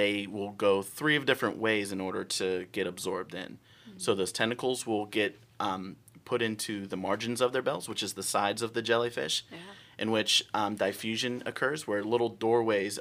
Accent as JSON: {"language": "English", "town": "Pittsburgh", "region": "Pennsylvania", "country": "United States", "moved": "yes", "lives_now": "Florida, United States", "said": "I'm originally from Pittsburgh, Pennsylvania"}